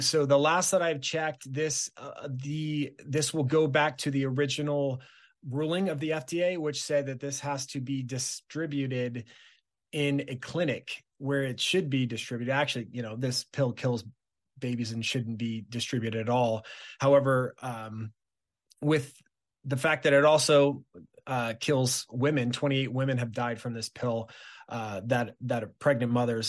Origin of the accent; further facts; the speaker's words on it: Southern California, United States; moved away as an adult; now in Wisconsin, United States; born and raised in Southern California